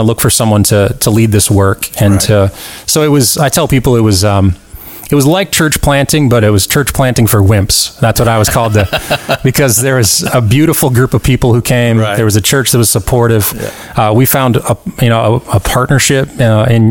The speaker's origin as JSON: {"language": "English", "region": "North Dakota", "country": "United States", "tie": "born or raised there", "also_born_or_lived": "Orlando, Florida", "moved": "as an adult", "lives_now": "Tallahassee, United States", "said": "I grew up in North Dakota. It's a very rural kind of thing."}